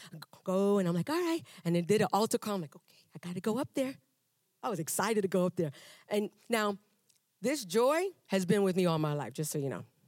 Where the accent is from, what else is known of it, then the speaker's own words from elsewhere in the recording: New York City, New York, United States; also born or lived in Panama; now in Texas, United States; I was raised in Brooklyn, New York